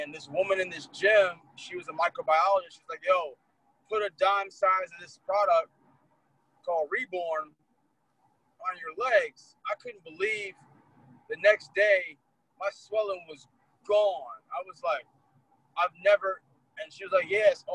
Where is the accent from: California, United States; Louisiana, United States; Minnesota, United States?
California, United States; Los Angeles; Born and raised in L.A., grew up in the Crenshaw area. So California is home.